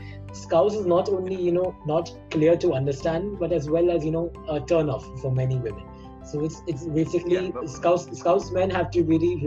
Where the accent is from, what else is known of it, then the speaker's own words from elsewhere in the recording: India; accent: Indian English; English is a second language; I mean, because right now our Indian English is, you know, considered to be a very recognizable accent, you know, so I guess we don't have to really change ours